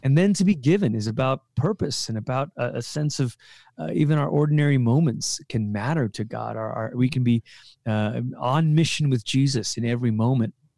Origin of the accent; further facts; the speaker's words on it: Malaysia; moved away as an adult; also born or lived in Portland, Oregon / Colorado; I'm from Malaysia